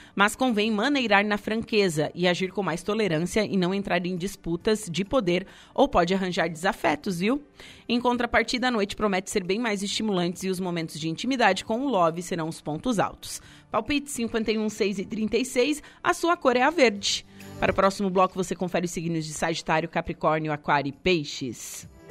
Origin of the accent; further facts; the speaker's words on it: Torres, Rio Grande do Sul, Brazil; eu sou da Vila São João